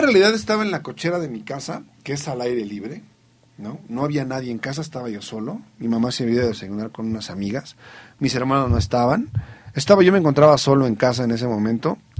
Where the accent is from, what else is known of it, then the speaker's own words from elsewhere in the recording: Mexico; como mexicano, como estudioso de las ciencias sociales